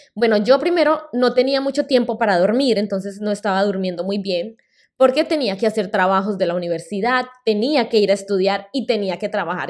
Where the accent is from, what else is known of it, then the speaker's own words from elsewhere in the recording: Colombia; first language Spanish; moved away as an adult; also born or lived in Boston, United States; now in United States; En el 2008 volví a Colombia y terminé mi carrera universitaria